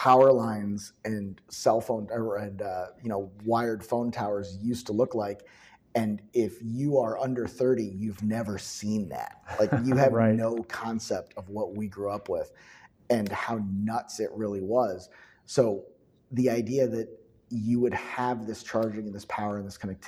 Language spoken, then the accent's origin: English; Chicago, Illinois, United States; I'm from Chicago